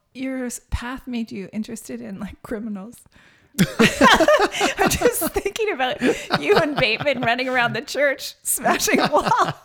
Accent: Saskatchewan, Canada; also born or lived in West Coast; now in Calgary, Canada; Like, I grew up in Saskatchewan in a community that was very much raising kids to leave, like go to the city.

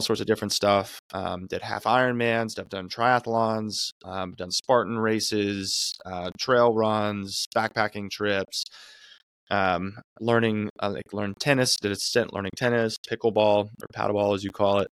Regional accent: Arizona, United States; now in California, United States; I'm from Arizona

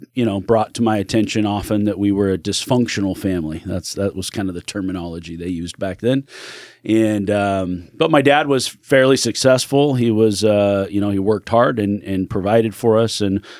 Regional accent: California, United States; born there; now in Oregon, United States; I was born in California. Don't kick me off your show for that.

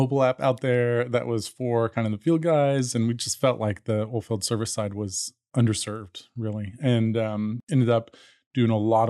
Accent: Dallas, Texas, United States; also born or lived in Colorado; So, born in Colorado, grew up mostly in Dallas, and was interested kind of in technology and kind of information all along. Went to Texas A&M undergrad

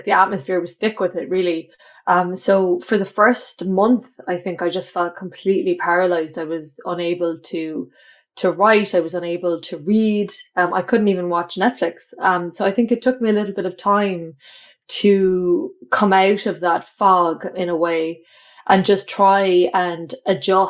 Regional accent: Clonakilty, Munster, Ireland; I'm from a small town called Clonakilty in West Cork, which is in the south of Ireland

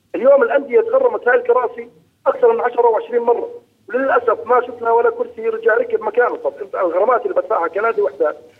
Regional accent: Jordan; عندنا بالأردن

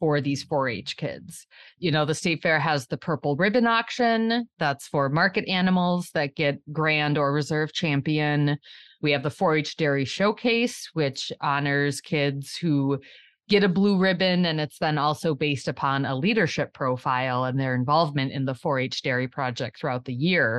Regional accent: Le Sueur County, southern Minnesota, United States; I am from Le Sueur County in southern Minnesota.

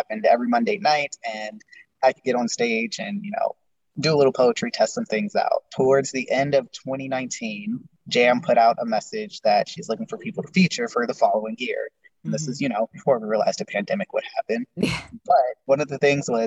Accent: Las Vegas, Nevada, United States; also born or lived in California; I was born in California, and I moved to Vegas in second grade, and I've been here ever since.

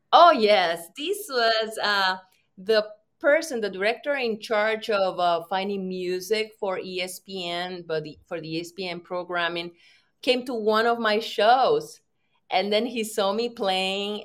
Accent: Puerto Rico; I'm from Puerto Rico

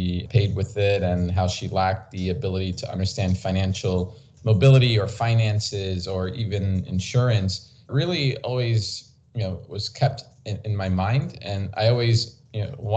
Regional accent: New York City, New York, United States; I grew up in New York City when it wasn't such a great spot to grow up in the 80s and 90s

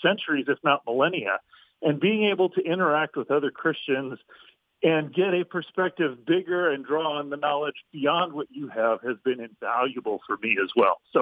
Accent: Midwest, United States; I grew up in the Midwest

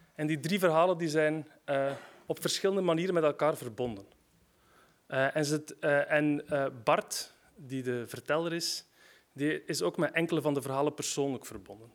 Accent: West Flanders, Belgium; Ik ben zelf van West-Vlaanderen

